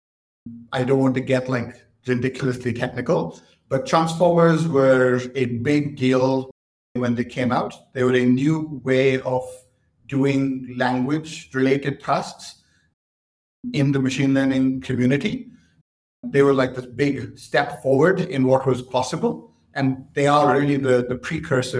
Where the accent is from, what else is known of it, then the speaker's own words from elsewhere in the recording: Mumbai, Maharashtra, India; moved away as an adult; also born or lived in Cambridge, United Kingdom; now in London, United Kingdom; I was born in Mumbai. I grew up in Mumbai, did my school there